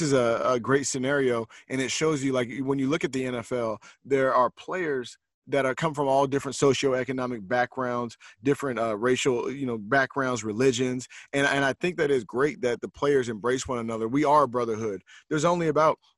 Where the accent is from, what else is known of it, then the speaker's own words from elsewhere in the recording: West Coast, United States; moved away; also born or lived in New York; me growing up on the West Coast